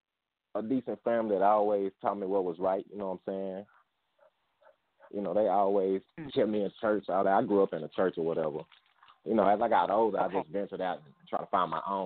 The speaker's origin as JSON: {"language": "English", "town": "Fort Worth", "region": "Texas", "country": "United States", "tie": "born or raised there", "said": "I'm from Fort Worth, Texas."}